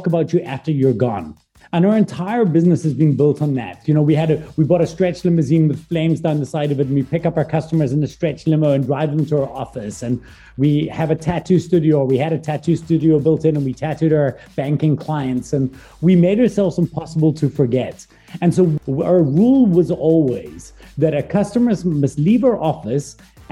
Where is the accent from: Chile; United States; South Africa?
South Africa; also born or lived in Glasgow, Scotland; I'm a Scottish-born South African. I was born in Glasgow, Scotland. I moved when I was 9 to South Africa.